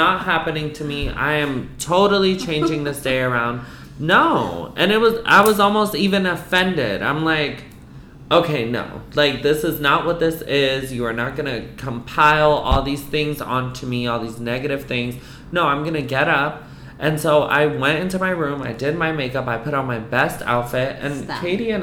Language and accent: English; East Coast, United States; I'm Puerto Rican. I'm from the East Coast